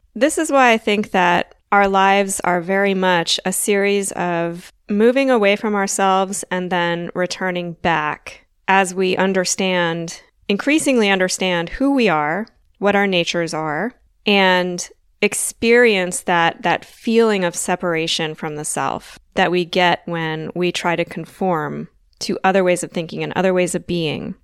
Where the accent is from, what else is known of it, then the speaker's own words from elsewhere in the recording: Delaware, United States; now in Southern United States; I grew up in the north of the United States, the northeast. Well, I'm from Delaware